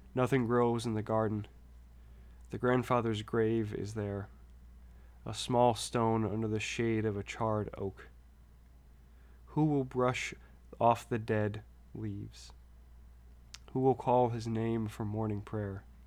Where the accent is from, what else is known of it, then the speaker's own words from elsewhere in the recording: near Baton Rouge, Louisiana, United States; close to my hometown